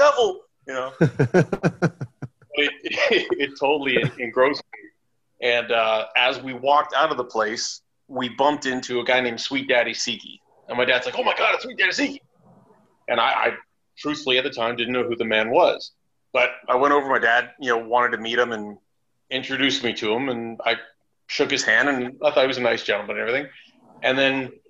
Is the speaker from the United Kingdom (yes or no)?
no; Toronto, Ontario, Canada; moved away as an adult; now in Germany; I'm originally from Toronto.